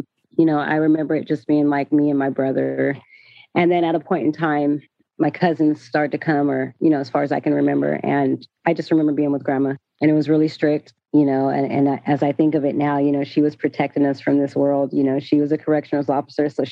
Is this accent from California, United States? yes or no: yes; Sacramento, California, United States; also born or lived in San Bernardino, California / Atlanta; when I was like 3 years old, I came to Sacramento and I was born in San Bernardino